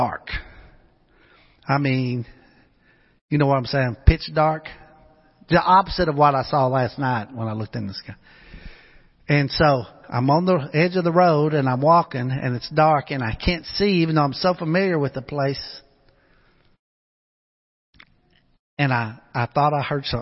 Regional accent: Pocahontas, Arkansas, United States; moved away; where I grew up back home in Pocahontas, Arkansas

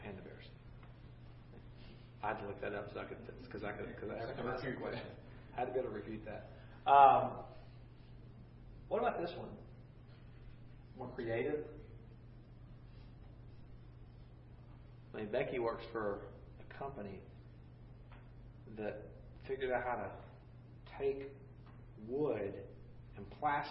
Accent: Gainesville, Florida, United States; I grew up in Gainesville, Florida, and the Suwannee River

